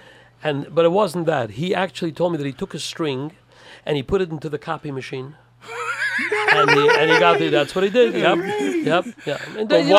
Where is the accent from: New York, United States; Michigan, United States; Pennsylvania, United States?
New York, United States; New York City; I grew up in Williamsburg